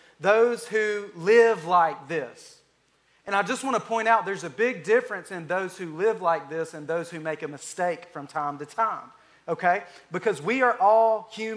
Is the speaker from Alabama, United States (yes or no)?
yes; Alabama, United States; I'm from Alabama